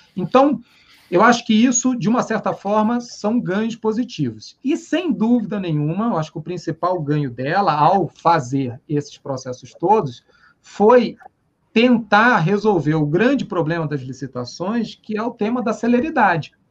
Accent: Rio de Janeiro, Brazil; moved away; como carioca

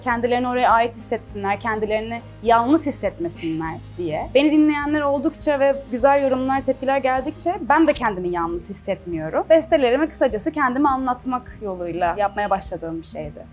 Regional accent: Çeşme, İzmir, Turkey; first language Turkish; moved away; also born or lived in Istanbul; Çeşme gibi küçük bir yerde yaşıyorum ben. Orada büyüdüm yani.

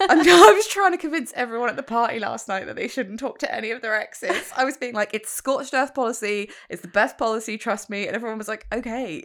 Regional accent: United Kingdom; I'm British

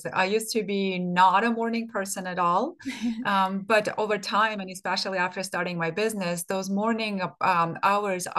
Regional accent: Armenia; moved away as an adult; I grew up in I was born in Soviet Armenia. And by the time I graduated from high school, Soviet Union didn't exist

